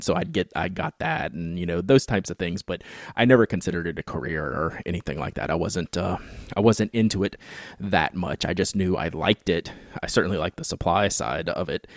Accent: Baton Rouge, Louisiana, United States; I grew up in Baton Rouge, Louisiana, which is the home of Louisiana State University

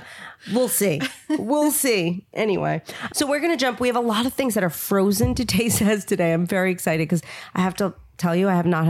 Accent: New York, United States; And I'm a New Yorker

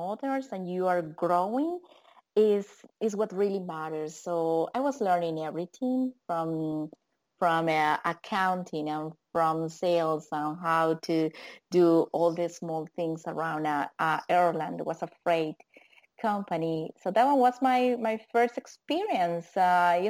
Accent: Colombia; English is a second language; moved away; I am from South America, Colombia specifically.

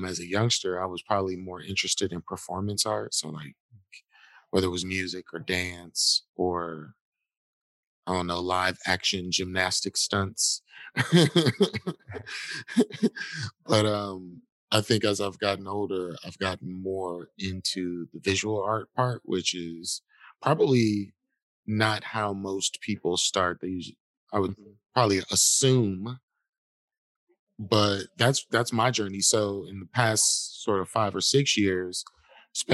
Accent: Milwaukee, Wisconsin, United States; I'm a hometown kid who just loves this city

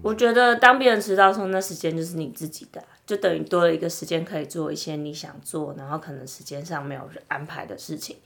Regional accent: Tainan, Taiwan; 我也是台南人

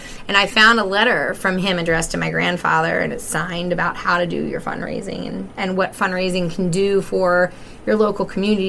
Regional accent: Cockeysville, Maryland, United States; also born or lived in Towson / Baltimore; now in Baldwin, United States; I am a transplant to the area. I mean, I grew up in Cockeysville, right off Cranbrook Road, and went to high school in Towson.

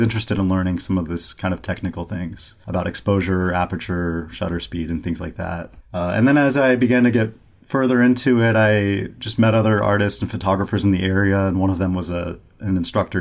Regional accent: Bakersfield, California, United States; also born or lived in New York City; now in Rochester, United States; I'm from Bakersfield, California, which is in the Central Valley it's about an hour and a half north of Los Angeles. Um, and actually, in my hometown where I'm from

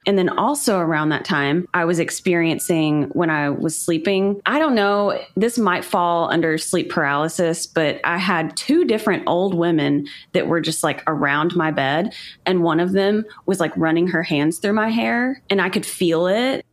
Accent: Chattanooga, Tennessee, United States; I'm from Chattanooga, which is kind of known for being a haunted city in some ways

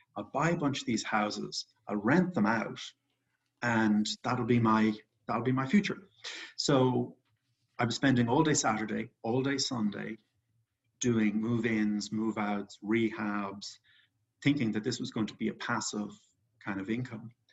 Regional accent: Ireland; moved away; I grew up in Ireland. I'm actually back in Ireland right now

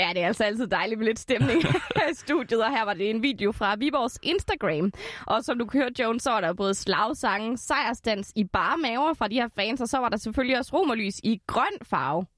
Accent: Esbjerg, Southern Denmark, Denmark; min egen hjemby, Esbjerg

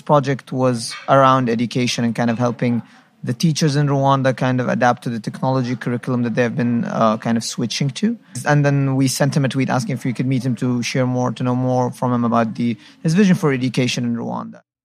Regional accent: Egypt; now in Qatar; I'm from Egypt

